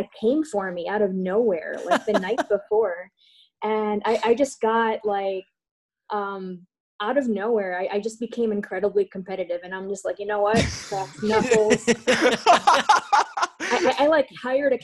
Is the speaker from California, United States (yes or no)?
no; Chicago, Illinois, United States; now in Evanston, United States; I grew up in Chicago, and so I actually just moved to Evanston about a year ago